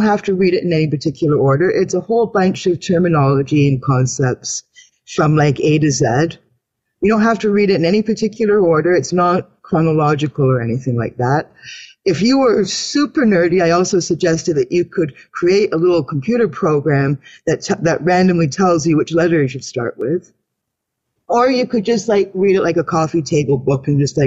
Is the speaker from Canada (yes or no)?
yes; Canada; I'm a Canadian woman.